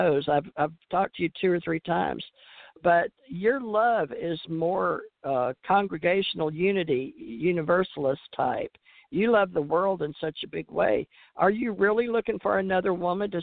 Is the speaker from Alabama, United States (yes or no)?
no; Louisiana, United States; I grew up in Louisiana, and we sent each other Valentines in school